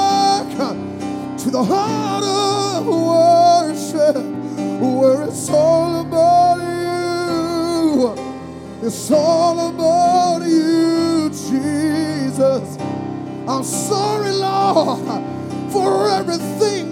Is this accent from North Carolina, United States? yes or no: no; South Georgia, United States; I was raised in South Georgia